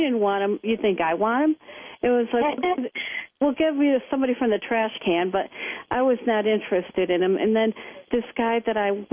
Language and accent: English; Cleveland, Ohio, United States; moved away as an adult; now in Los Angeles, United States; I was from Cleveland.